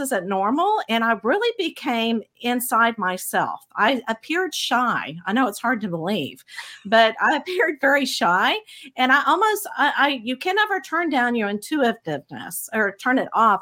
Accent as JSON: {"language": "English", "town": "Abilene", "region": "Texas", "country": "United States", "tie": "born or raised there", "said": "I grew up in the Bible Belt of Texas, in um, a middle in a very small town, Abilene, Texas"}